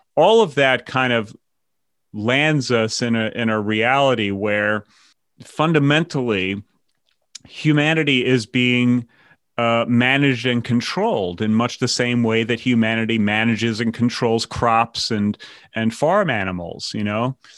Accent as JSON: {"language": "English", "region": "New York", "country": "United States", "moved": "as an adult", "said": "I came from New York, were Democrats"}